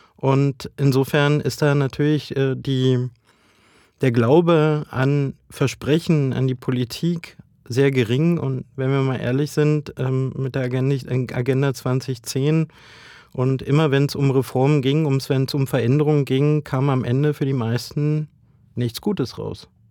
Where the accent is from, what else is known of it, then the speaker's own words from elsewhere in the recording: Brandenburg, Germany; ich komme ja aus Ostdeutschland, aus Brandenburg